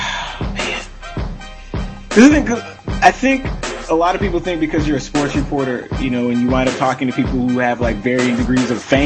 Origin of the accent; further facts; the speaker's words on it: Toronto, Ontario, Canada; I'm from Toronto.